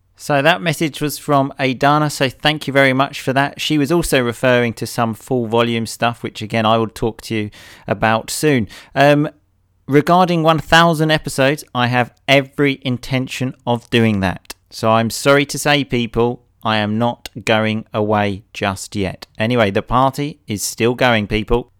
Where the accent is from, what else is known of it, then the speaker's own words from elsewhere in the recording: England, United Kingdom; I'm an English hooligan idiot